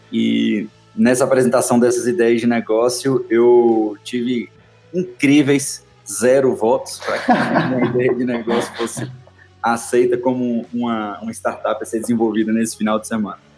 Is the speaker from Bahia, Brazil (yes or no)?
yes; Salvador, Bahia, Brazil; now in Belo Horizonte, Brazil; eu sou baiano, soteropolitano, criado em Salvador. E por uma coincidência do destino aí, eu acabei indo morar em Belo Horizonte